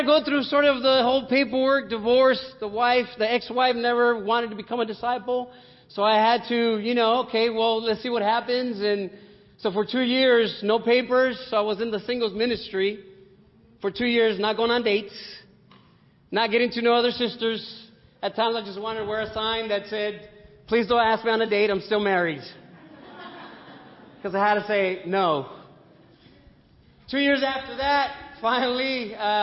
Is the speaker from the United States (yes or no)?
yes; Compton, California, United States; I grew up here. I was born in Compton. So, you know, I'm a local CPT boy